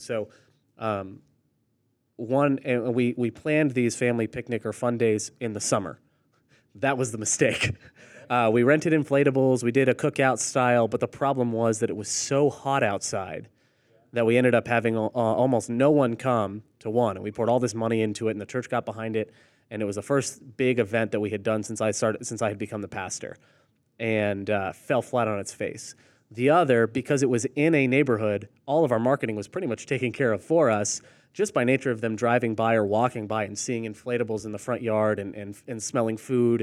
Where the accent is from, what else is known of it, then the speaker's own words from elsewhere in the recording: Orlando, Florida, United States; moved away as an adult; also born or lived in Chattanooga, Tennessee / Rock Hill, South Carolina; I grew up in Orlando, then go to Chattanooga, and then ended up in Rock Hill, South Carolina